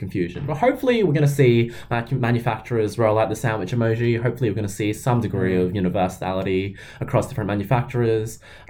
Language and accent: English; Australia; but as an Australian